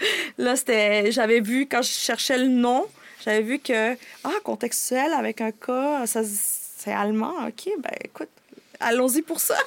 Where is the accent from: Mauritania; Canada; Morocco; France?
Canada; also born or lived in United States (birth) / El Salvador (ancestry); suis née aux États-Unis, mais je suis arrivée ici très jeune